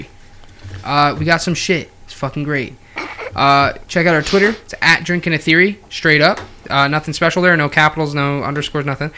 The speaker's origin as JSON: {"language": "English", "area": "St. Luke's", "region": "Pennsylvania", "country": "United States", "tie": "born or raised there", "said": "I was born in St. Luke's"}